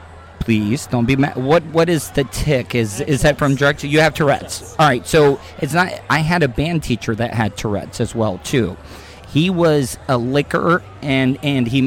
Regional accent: DeLeon Springs, Florida, United States; I grew up in DeLeon Springs

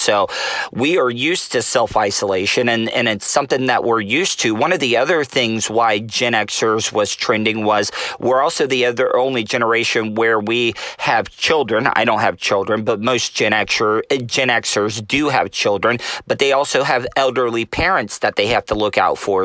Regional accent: United States; it's ingrained in us to travel and, and roam as American citizens.

